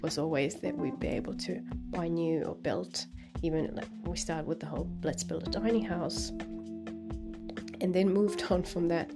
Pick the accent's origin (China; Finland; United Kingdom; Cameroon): Finland; now in New Zealand; I'm from Finland, where everyone's salaries are like published in the newspaper